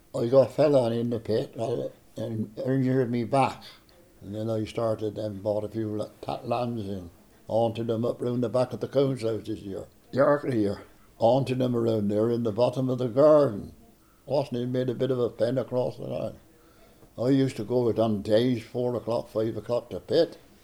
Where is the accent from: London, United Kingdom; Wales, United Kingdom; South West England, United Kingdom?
South West England, United Kingdom; Blakeney; I was born on Blakeney Hill